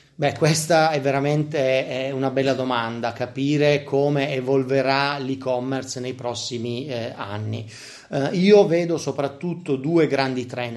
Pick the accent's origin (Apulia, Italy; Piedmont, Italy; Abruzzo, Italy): Apulia, Italy; essendo pugliesi come me